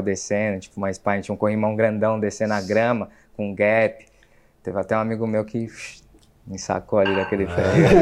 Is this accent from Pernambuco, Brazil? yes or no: no; São Paulo, Brazil; moved away as an adult; now in Lisbon, Portugal; Sou lá de São Paulo